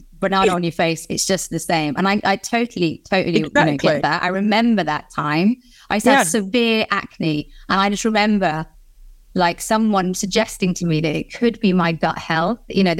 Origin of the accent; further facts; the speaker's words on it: Poole, South West England, United Kingdom; I know, because I'm from Poole in Dorset